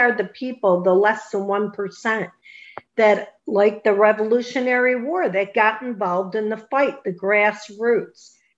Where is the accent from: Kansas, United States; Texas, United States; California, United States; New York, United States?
New York, United States; Western; moved away; I come from New York too. I'm from Western New York, and my family still lives there.